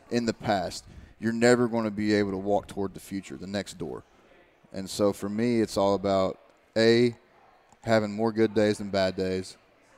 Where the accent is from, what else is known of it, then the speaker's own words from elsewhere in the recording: Eastern Kentucky, United States; moved away; my hometown and everything like that. And I was like, literally, you go back to Eastern Kentucky